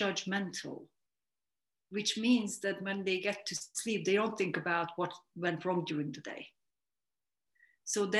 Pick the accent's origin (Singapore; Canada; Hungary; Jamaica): Hungary; moved away as an adult; now in London, United Kingdom; I'm originally from Hungary. I grew up in a smallish town